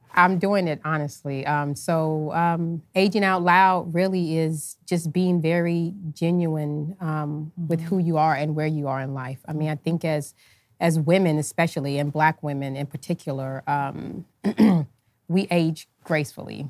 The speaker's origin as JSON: {"language": "English", "country": "United States", "said": "me being American"}